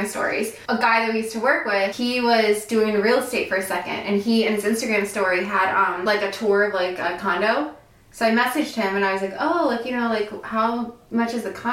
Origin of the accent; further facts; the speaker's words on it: Maryland, United States; moved away as an adult; now in Florida, United States; I live in Florida, but I'm from Maryland.